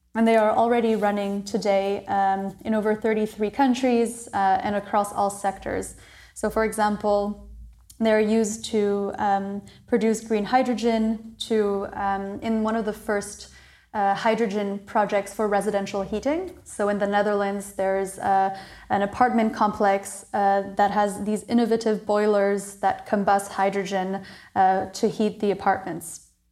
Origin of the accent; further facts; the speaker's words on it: Maryland, United States; moved away as an adult; also born or lived in New Caledonia / Montreal, Canada / Southeast Asia; when I was nine months old, we moved to Maryland, and I, I studied there, went to a French international school there